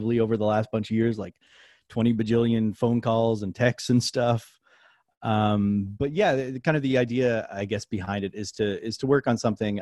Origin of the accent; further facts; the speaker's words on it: Nova Scotia, Canada; moved away as an adult; also born or lived in New Orleans, Louisiana; I'm from Nova Scotia, Canada. I moved down to New Orleans in 2013